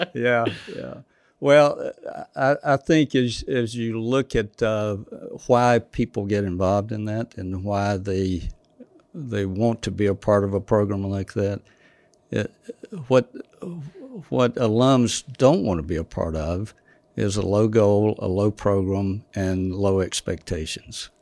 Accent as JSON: {"language": "English", "town": "Douglas", "region": "Georgia", "country": "United States", "said": "South Georgia"}